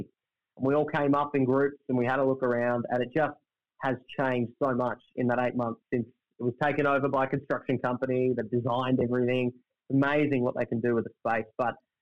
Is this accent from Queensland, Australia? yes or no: no; Melbourne, Victoria, Australia; now in Brisbane, Australia; I grew up in Melbourne. For all intents and purposes, I'm a Melbourne kid